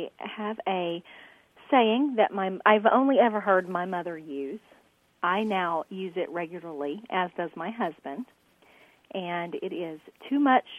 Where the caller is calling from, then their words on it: Frankston, Texas, United States; I'm calling from Frankston, Texas.